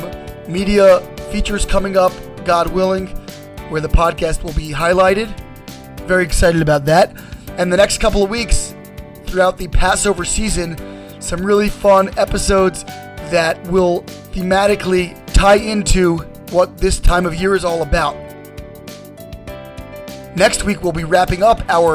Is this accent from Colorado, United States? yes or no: no; Baltimore, Maryland, United States; I went to Beth Tefillah in Baltimore